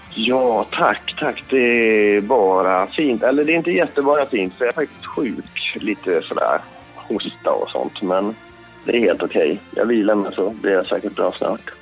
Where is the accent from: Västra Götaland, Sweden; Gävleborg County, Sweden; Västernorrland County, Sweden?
Gävleborg County, Sweden; Alfta; jag växte upp på landet i Hälsingland